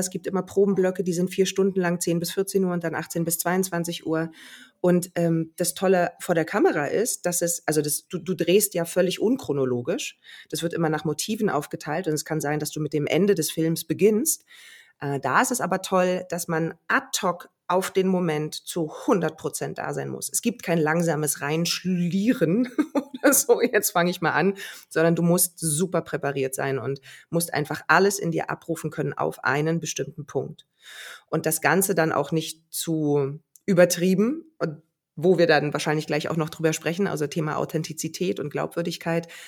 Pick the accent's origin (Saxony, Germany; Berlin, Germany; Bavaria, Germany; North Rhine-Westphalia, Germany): Berlin, Germany; Also dafür liebe ich auch Berlin zu sehr, meine Heimat